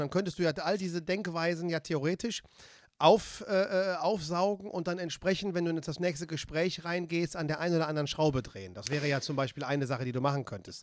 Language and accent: German; Siegburg, North Rhine-Westphalia, Germany; also born or lived in Seelscheid; Ich komme, ich bin in Siegburg geboren.